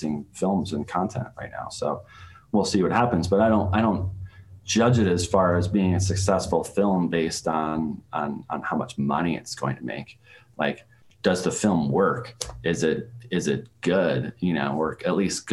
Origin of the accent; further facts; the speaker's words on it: Saratoga Springs, New York, United States; my hometown of Saratoga Springs, New York, in upstate New York